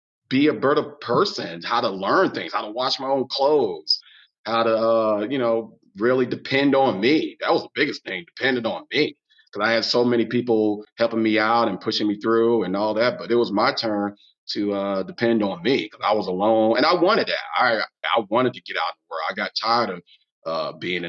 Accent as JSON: {"language": "English", "town": "Long Beach", "region": "California", "country": "United States", "tie": "born or raised there", "moved": "as an adult", "said": "I grew up in Long Beach"}